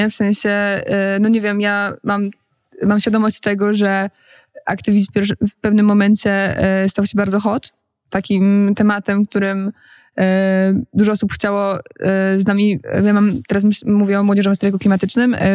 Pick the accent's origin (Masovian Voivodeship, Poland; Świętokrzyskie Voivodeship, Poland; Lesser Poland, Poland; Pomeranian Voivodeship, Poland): Masovian Voivodeship, Poland; Warsaw; Okay, jestem z Warszawy